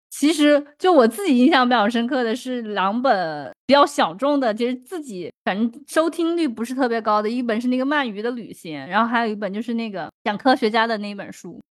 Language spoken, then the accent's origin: Chinese; southern China, China; accent: heavy southern accent; moved away; 反正我也知道我口音很重，因为南方人嘛